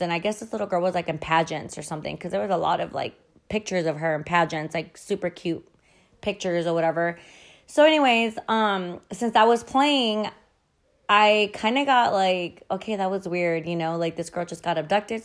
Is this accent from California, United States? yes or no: yes; Montclair, California, United States; my hometown. So I'm, I'm actually from Montclair, California.